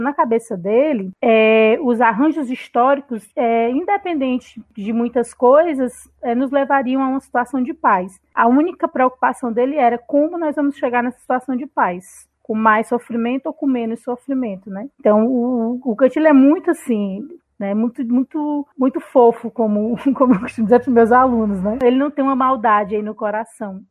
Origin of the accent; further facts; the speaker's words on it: Fortaleza, Ceará, Brazil; Eu sou fortalezense mesmo, né? Sou cearense nata.